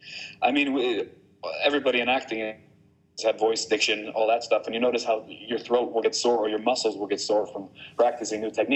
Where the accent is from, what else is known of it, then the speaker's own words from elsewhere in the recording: Bergen, Vestland, Norway; also born or lived in New Jersey, United States; So I lived and grew up mainly in Western Norway and in Bergen.